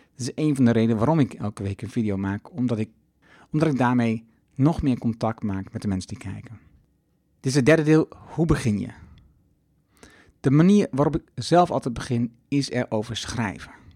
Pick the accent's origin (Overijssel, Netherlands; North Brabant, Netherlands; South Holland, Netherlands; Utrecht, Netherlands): Overijssel, Netherlands; Twente; now in Achterhoek, Netherlands; In de Achterhoek, waar ik woon, en in Twente, waar ik vandaan kom